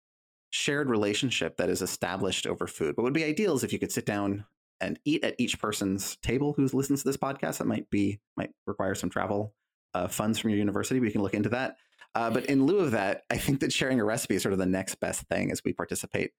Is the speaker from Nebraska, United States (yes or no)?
no; California, United States; moved away; I'm from California originally